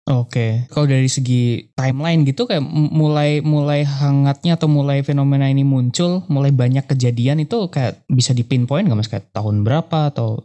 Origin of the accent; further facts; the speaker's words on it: Yogyakarta, Special Region of Yogyakarta, Indonesia; moved away as an adult; now in Jakarta, Indonesia; Dulu saya dari S M P, S M A sampai kuliah di Jogja